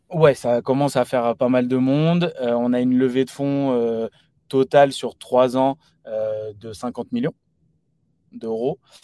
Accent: Paris region, Île-de-France, France; issu de la région parisienne

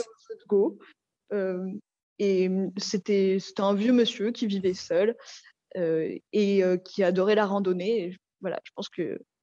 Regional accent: Paris, Île-de-France, France; on est de Paris

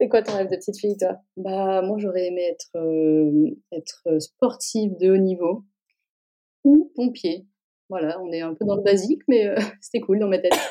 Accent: southern France, France; moved away as an adult; now in Porto, Portugal; Je suis une sudiste, je le revendique

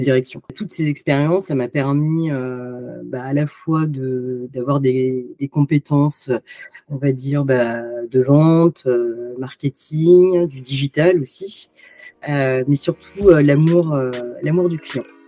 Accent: France; je suis née en France

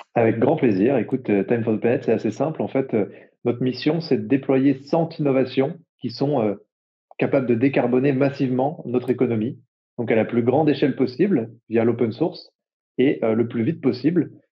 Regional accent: Jura, Bourgogne-Franche-Comté, France; j'ai grandi dans le Jura

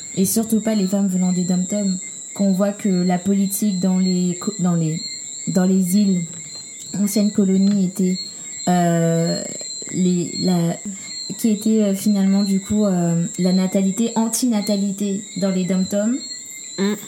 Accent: Guadeloupe; chez nous, en Guadeloupe

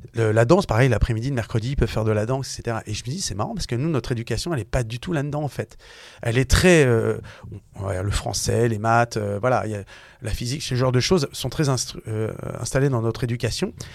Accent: Issy-les-Moulineaux, Île-de-France, France; j'ai grandi à Issy-le-Moulineau, donc dans le 92. voilà, tout simplement euh, en France

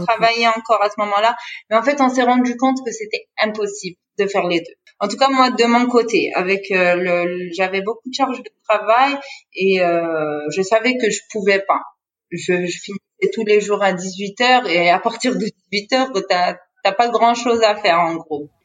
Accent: Béjaïa Province, Algeria; nous, on est de Béjaïa

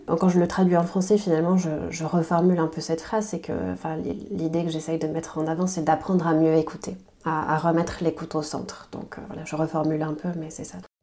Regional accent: Basque Country, Nouvelle-Aquitaine, France; also born or lived in Taiwan; Je suis née au Pays Basque, c'est une information euh, importante pour moi. Je suis née ici, j'ai grandi ici

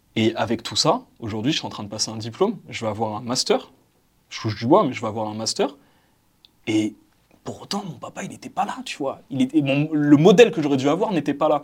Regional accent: Val-d'Oise, Île-de-France, France; Je suis né, j'ai grandi dans le 95, dans le Val d'Oise, et j'ai grandi dans une euh, cité

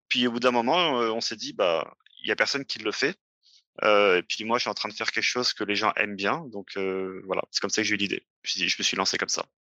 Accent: France; moved away as an adult; also born or lived in Paris region; now in Montreal, Canada; je vis au Québec, mais je suis né en France. Euh, c'est ça, j'ai fait toutes mes études en France

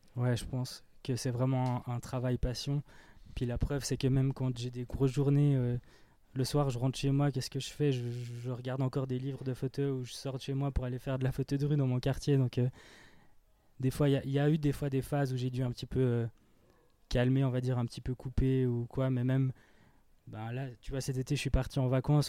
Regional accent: Fribourg, Switzerland; en tant que Fribourgeois

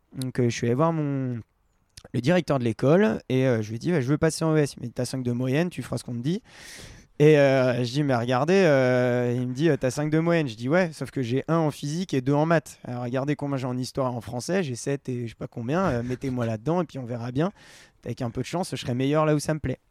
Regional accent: Val d'Arly, Auvergne-Rhône-Alpes, France; Je viens du Val d'Arly

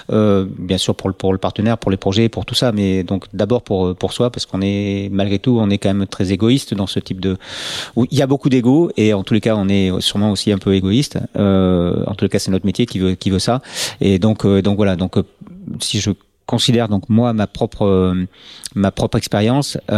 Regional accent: Nantes, Pays de la Loire, France; born there; moi je suis né euh, à Nantes alors pas, pas, par accident mais voilà donc la famille vivait donc à Nantes à ce moment-là et donc j'y suis né

